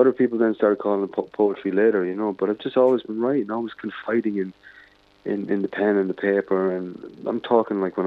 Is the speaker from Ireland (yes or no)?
yes; Dundalk, Leinster, Ireland; born or raised there; moved away